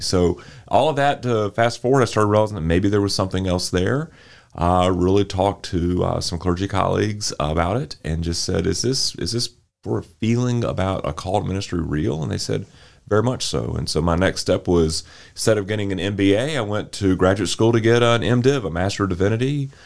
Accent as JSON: {"language": "English", "town": "Winston-Salem", "region": "North Carolina", "country": "United States", "tie": "born or raised there", "said": "I grew up here in Winston Salem"}